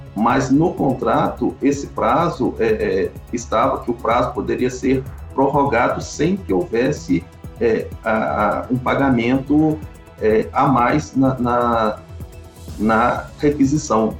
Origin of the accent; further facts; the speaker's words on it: Mariana, Minas Gerais, Brazil; eu nasci em Bento, na, na casa que pertence ao meu pai, é uma casa que veio de, de, de, herança dos meus antepassados. Eu nasci lá em Bento mesmo, nas mãos de parteira